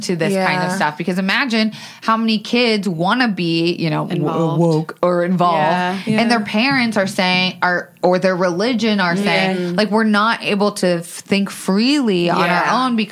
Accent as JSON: {"language": "English", "town": "Tampa", "region": "Florida", "country": "United States", "tie": "born or raised there", "moved": "yes", "lives_now": "Los Angeles, United States", "said": "I grew up in Tampa"}